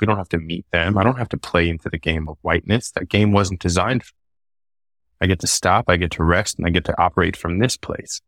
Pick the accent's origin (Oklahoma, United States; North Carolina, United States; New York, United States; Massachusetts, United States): New York, United States; New York City; Being born and raised in that city, specifically Queens